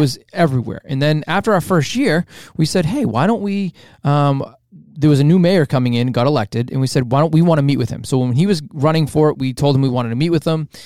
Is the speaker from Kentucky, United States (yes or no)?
no; Revere, Massachusetts, United States; the city of where we grew up in Revere